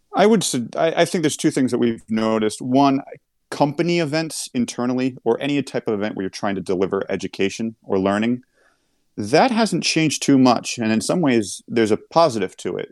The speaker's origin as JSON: {"language": "English", "region": "New York", "country": "United States", "tie": "born or raised there", "said": "growing up in New York"}